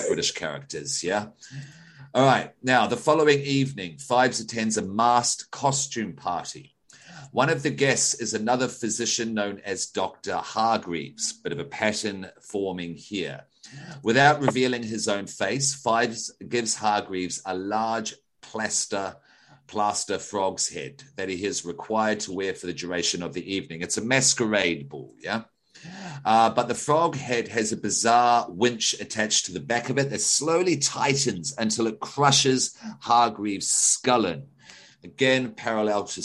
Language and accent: English; Australia; as an Australian